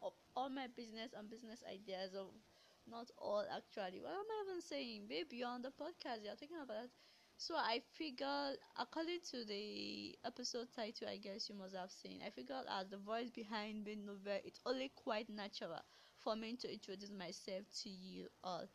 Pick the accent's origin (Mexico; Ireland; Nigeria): Nigeria; I grew up in Nigeria, born and bred